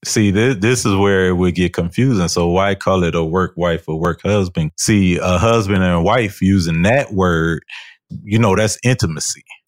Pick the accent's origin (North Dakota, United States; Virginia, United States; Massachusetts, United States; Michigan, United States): Michigan, United States; Detroit; I am from Detroit